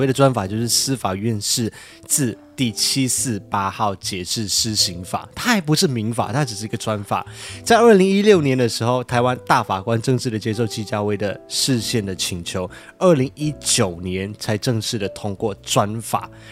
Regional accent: Malaysia; accent: Malaysian; now in Taiwan; 我是马来西亚人

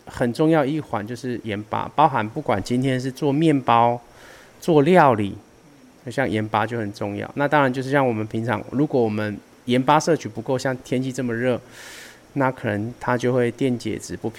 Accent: Taiwan; 毕竟这是我们属于台湾人的文化

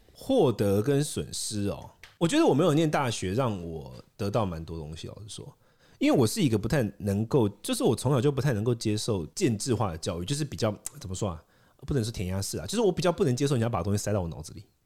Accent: India; now in Taiwan; 我是在一个很辛苦的环境，印度长大

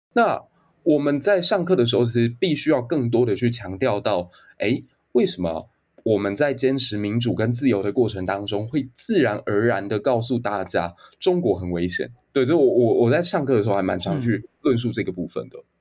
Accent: Taiwan; 我们台湾人啊，因为是一个海洋国家

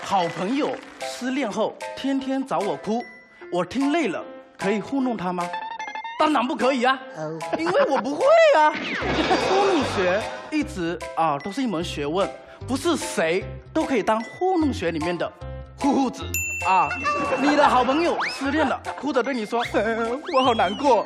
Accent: Fujian, China; 我是福建人

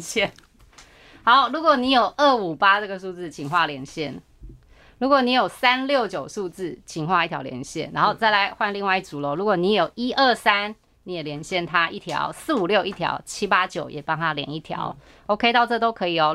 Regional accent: Taiwan; 我们自己台湾就有什么十大建设

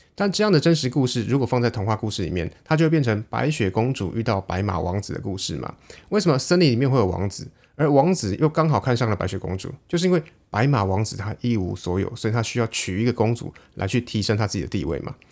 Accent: Taiwan; 在我们台湾人眼里

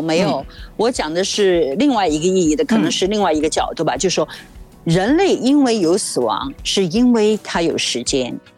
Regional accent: China; moved away; also born or lived in Hollywood; 我在中国大陆长大

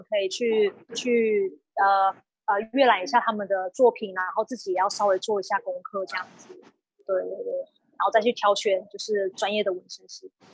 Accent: Nantou County, Taiwan; 今年是三十二岁，我是南投人

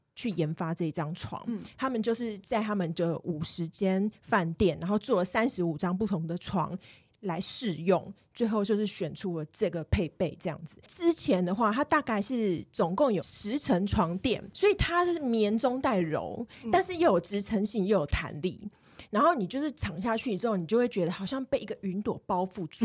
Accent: Kaohsiung, Taiwan; 我是高雄人嘛

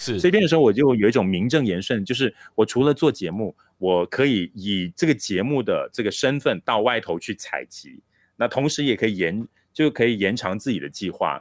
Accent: Malaysia; 这个项羽山，呃，虽然它是我成长的地方，我家乡的这个非常重要的一座地标

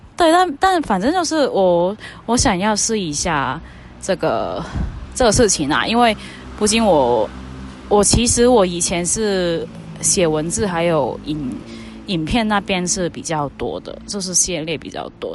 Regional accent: Hong Kong; Chinese is a second language; moved away as an adult; now in Taiwan; 我是一个以前在香港当记者的一个。就是来台湾这边念书的什么什么香港女生

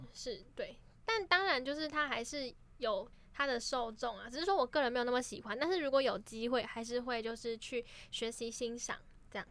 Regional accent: Keelung, Taiwan; 我是基隆人

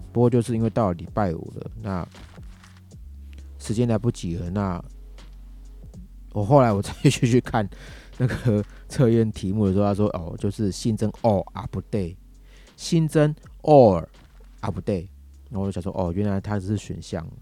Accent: Taiwan; 我这个是讲给我们，我们台湾这边

